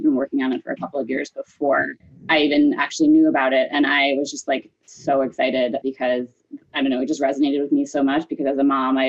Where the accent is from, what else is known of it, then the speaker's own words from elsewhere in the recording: Long Island, New York, United States; moved away as an adult; now in Boston, United States; let's see, I grew up in New York on Long Island and went to college at UNC Chapel Hill